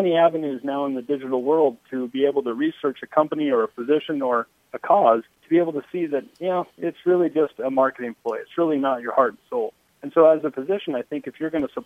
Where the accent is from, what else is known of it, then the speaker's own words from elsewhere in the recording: Boise, Idaho, United States; I grew up in Boise